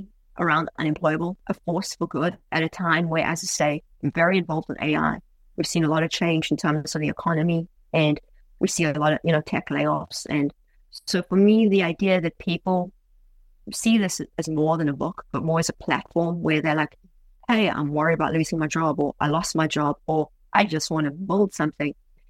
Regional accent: United States; I'm like, I'm American through and through.

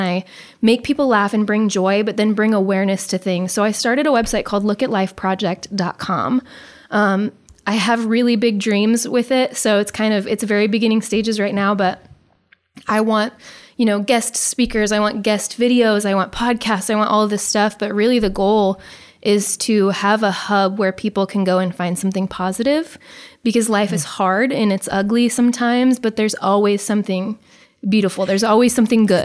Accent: Beaver Lake, Nebraska, United States; also born or lived in Omaha, Nebraska / Conestoga, Nebraska; we grew up in Beaver Lake

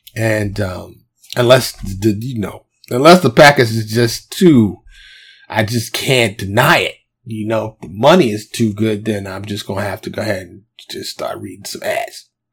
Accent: New York City, New York, United States; moved away as an adult; now in Texas, United States; growing up in New York City

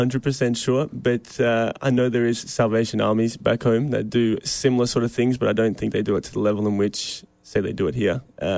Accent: Queensland, Australia; moved away; I'm from Queensland, Australia

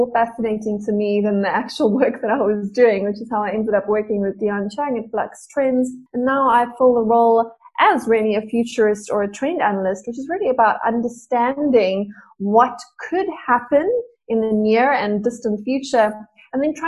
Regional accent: Johannesburg, Gauteng, South Africa; I grew up in Joburg. I still live in Joburg

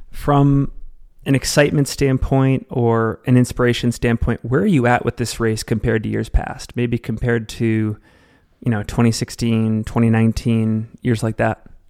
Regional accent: Salt Lake City, Utah, United States; based here in my hometown of Salt Lake City, Utah

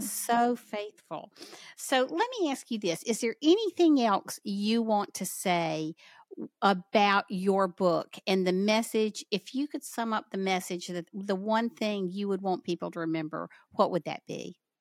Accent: the South, United States; accent: southern; my southern accent

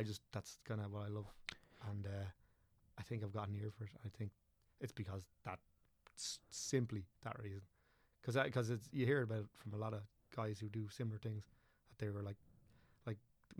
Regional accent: County Wicklow, Ireland; I'm from Wicklow, obviously, and all rest of it, but so I would consider myself from Wicklow.

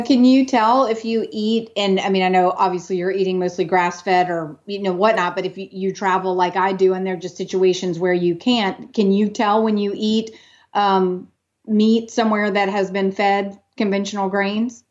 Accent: New Orleans, Louisiana, United States; now in Austin, United States; I grew up in New Orleans

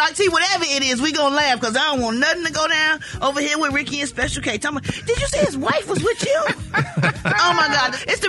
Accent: Chicago, Illinois, United States; My wife got me a custom made Chicago Bulls because she know I'm from Chicago and I love the Chicago Bulls.

